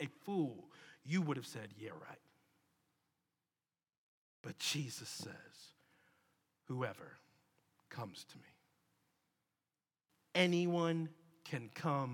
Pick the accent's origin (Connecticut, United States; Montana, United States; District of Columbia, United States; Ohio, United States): District of Columbia, United States; Washington; moved away as an adult; now in Birmingham, United States; Washington, D.C. It's my hometown, where I was before Birmingham.